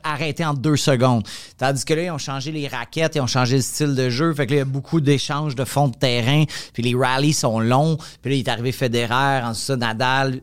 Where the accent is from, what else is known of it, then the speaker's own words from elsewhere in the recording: Montreal, Quebec, Canada; also born or lived in Laval; je viens de Montréal